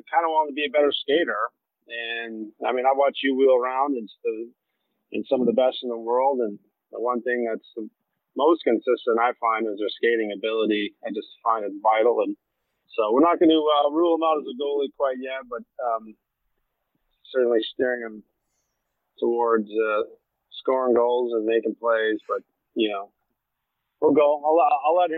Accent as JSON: {"language": "English", "town": "Sault Ste. Marie", "region": "Ontario", "country": "Canada", "tie": "born or raised there", "moved": "as an adult", "said": "growing up in a little hockey mecca in Sault Ste. Marie, Ontario"}